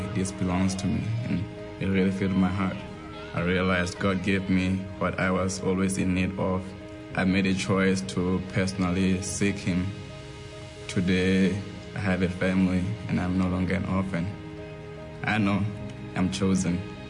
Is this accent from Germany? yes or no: no; Lesotho; I was born in Lesotho, Southern Africa, and was raised in the villages